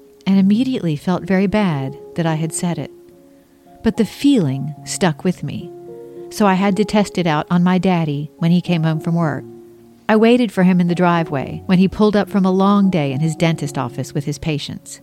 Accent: Mount Pleasant, South Carolina, United States; also born or lived in Charleston, South Carolina; I was born in 1968 in Charleston, South Carolina. I was raised across the harbor in Mount Pleasant

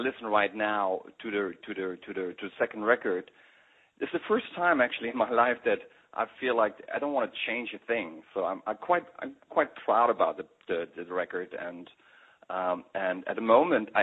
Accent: Berlin, Germany; accent: German; English is a second language; I grew up like in East Berlin

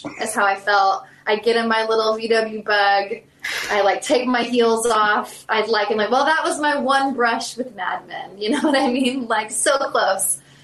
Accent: South Carolina, United States; accent: Southern; I'm from South Carolina

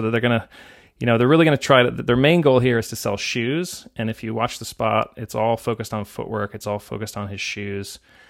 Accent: England, United Kingdom; because I grew up in England and I read it too.

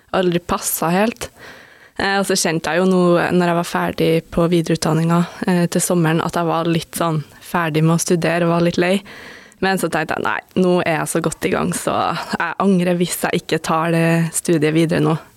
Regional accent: Stjørdal, Trøndelag, Norway; moved away as an adult; now in Oslo, Norway; jeg kommer jo fra Stjørdal, og det, altså det, er jo ikke en kjempeliten plass, men jeg føler det er jo ikke en storby

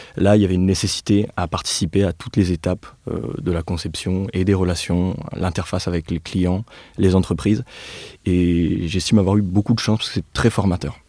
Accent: Nevers, Bourgogne-Franche-Comté, France; moved away; also born or lived in Clermont-Ferrand; je suis né et j'ai grandi à Nevers, comme Félix

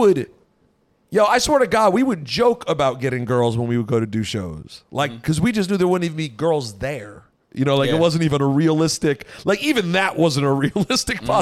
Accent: Maryland, United States; moved away as an adult; I'm from Maryland.

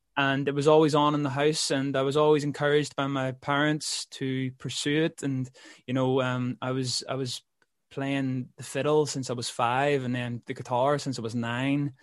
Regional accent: Belfast, Northern Ireland, United Kingdom; also born or lived in London; I'm from Belfast

